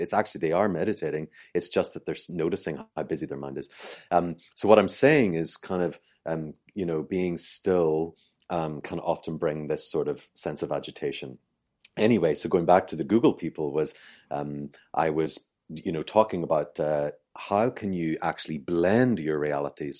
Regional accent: Ireland; I'm Irish

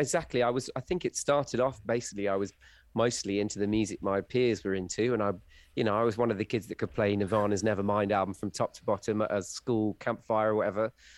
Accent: rural Wiltshire, South West England, United Kingdom; also born or lived in Essex; I grew up in rural Wiltshire

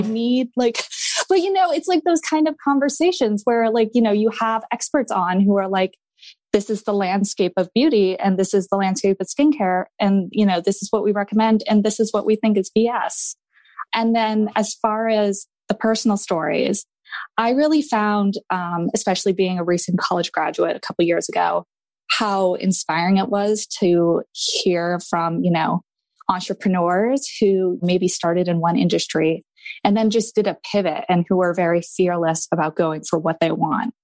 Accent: Maine, United States; I am from Maine

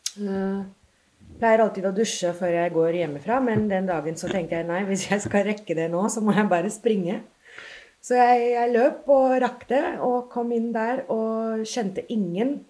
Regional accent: Mumbai, Maharashtra, India; first language English; Norwegian is a second language; moved away as an adult; also born or lived in London, United Kingdom; now in Norway; Jeg ble født i India og har egentlig bodd der eh, helt til jeg flytta til England for å ta masteren min der. Men jeg vokste jo opp

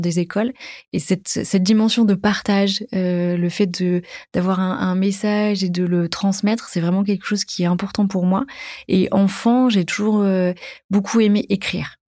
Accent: Dijon, Bourgogne-Franche-Comté, France; moved away as an adult; j'ai grandi à Dijon, en Bourgogne, jusqu'à l'âge de, de, 20 ans

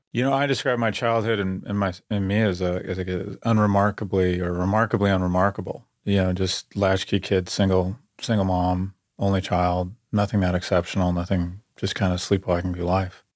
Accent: California, United States; I grew up in California

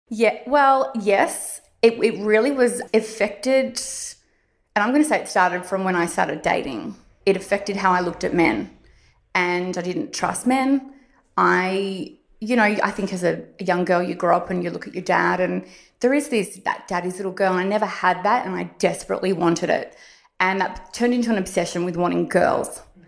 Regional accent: Warrandyte, Victoria, Australia; I grew up in Warrandyte, so I guess you could call me a country girl

